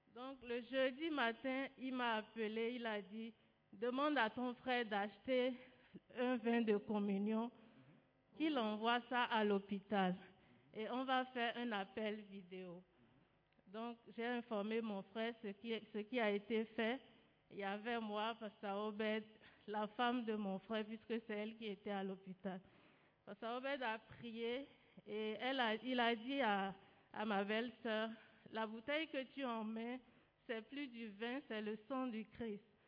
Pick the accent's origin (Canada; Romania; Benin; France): Benin; moved away; Je suis béninoise